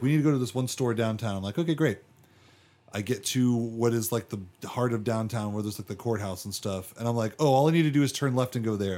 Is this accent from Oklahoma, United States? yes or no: no; West Palm Beach, Florida, United States; now in Richmond, Kentucky, United States; I grew up in West Palm Beach, Florida